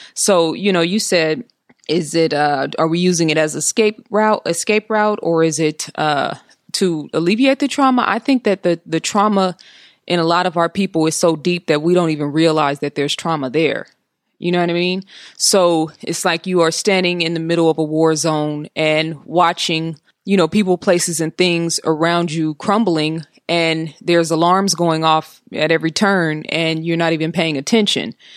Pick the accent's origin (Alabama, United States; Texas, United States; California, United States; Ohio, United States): California, United States; Oakland